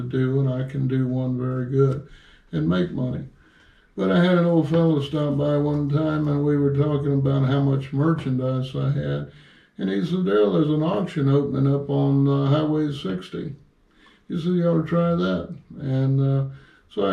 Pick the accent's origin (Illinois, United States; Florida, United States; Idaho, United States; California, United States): Florida, United States; Tampa; I'm from Tampa, Florida. I was born on Del Mabry when it was a two-lane highway